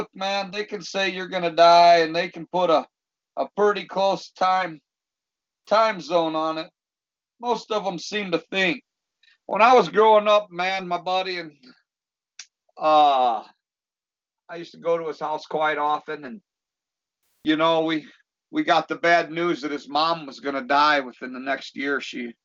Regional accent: Dixon, Illinois, United States; I'm from Dixon, Illinois

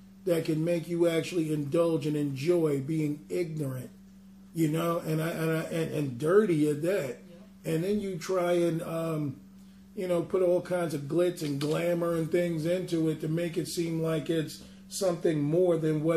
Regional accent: New York City, New York, United States; growing up in Brooklyn

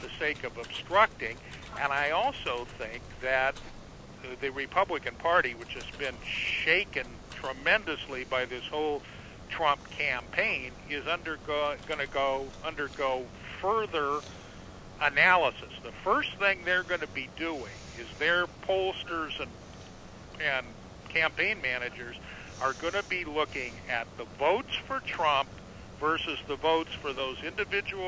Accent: Southern California, United States; I grew up in Southern California

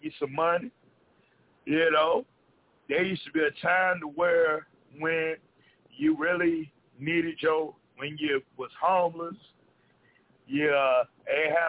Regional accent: the South, United States; I come from the South

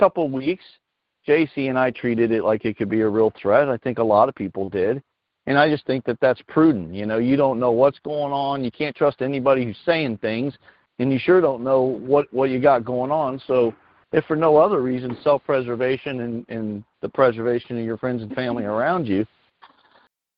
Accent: Norton, Virginia, United States; now in Tennessee, United States; I'm over here in Tennessee. I'm not far from Virginia, and I was actually born there in a town called Norton

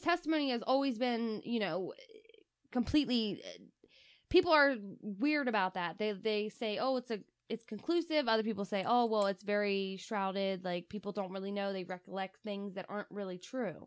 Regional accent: Delaware, United States; we're from Delaware

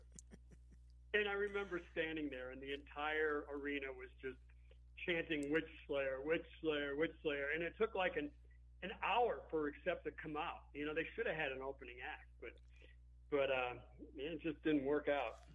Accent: Chicago, Illinois, United States; we were just a bunch of Chicago guys

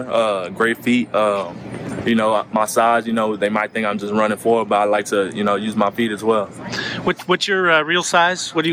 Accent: Kingwood, Texas, United States; I'm in Houston. Yeah, Kingwood.

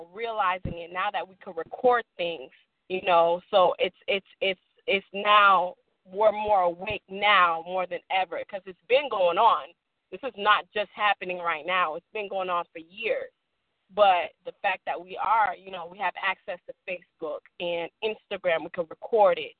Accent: Boston, Massachusetts, United States; moved away; also born or lived in Haiti; I'm originally from Boston, Massachusetts. I come from a Haitian descent.

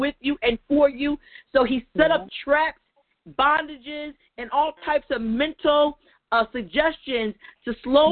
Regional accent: New Jersey, United States; I'm from New Jersey

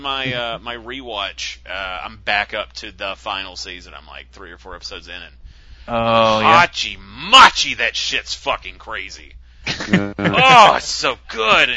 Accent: Alabama, United States; I'm from Alabama

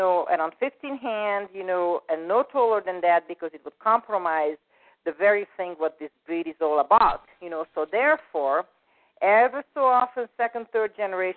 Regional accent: Hungary; moved away; I'm from Hungary originally

